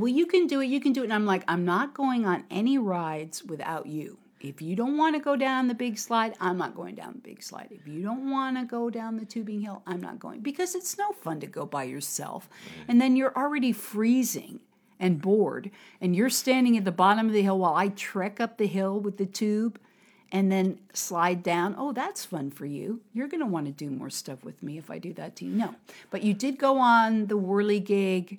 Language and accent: English; United States; now in Harbin, China; from America.